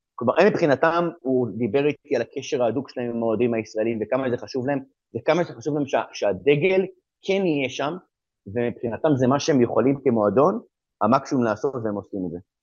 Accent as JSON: {"language": "Hebrew", "country": "Israel", "moved": "as an adult", "lives_now": "England", "said": "אני גם ישראלי וגם אה, מכיר את המציאות בארץ, מה שאני חייתי בארץ"}